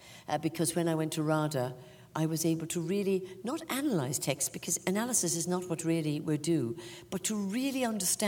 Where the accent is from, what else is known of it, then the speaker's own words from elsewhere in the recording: Ireland; accent: Irish; moved away as an adult; now in England; my accent as being very Irish, but I don't experience it as